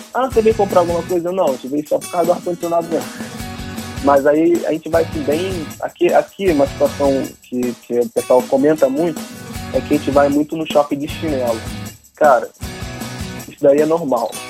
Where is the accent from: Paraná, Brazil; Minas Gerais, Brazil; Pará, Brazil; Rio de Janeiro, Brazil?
Rio de Janeiro, Brazil; sou carioca, nasci no Rio